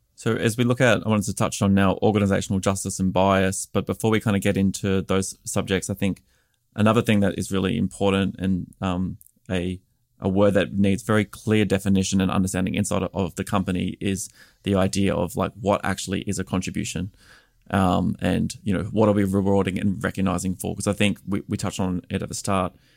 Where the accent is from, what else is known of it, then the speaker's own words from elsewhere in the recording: Australia; moved away as an adult; now in United States; I'm an Australian expat living here in the United States